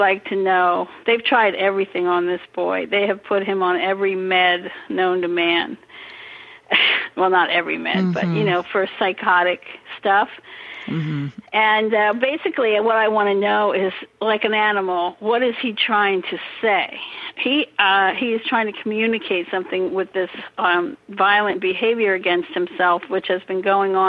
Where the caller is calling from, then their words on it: Bandon, Oregon, United States; Bandon, Oregon.